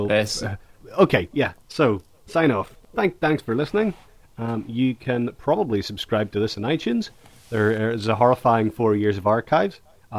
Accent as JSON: {"language": "English", "country": "Ireland", "accent": "Irish", "said": "I forgot to de-Irish. I've done this whole podcast in my normal voice"}